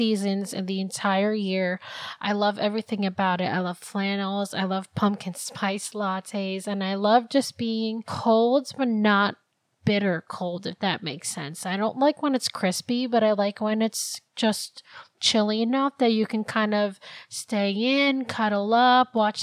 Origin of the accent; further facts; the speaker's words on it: New Jersey, United States; also born or lived in Philippines; I've grown up in Jersey most of my life, I'm actually from the Philippines. I was born there.